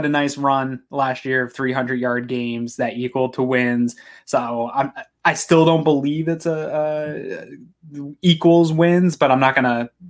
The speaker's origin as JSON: {"language": "English", "region": "New England", "country": "United States", "lives_now": "Maine, United States", "said": "I'm from New England originally, as a lot of fans that listen know. Moved to Maine, which is kind of deep New England territory, in 1999."}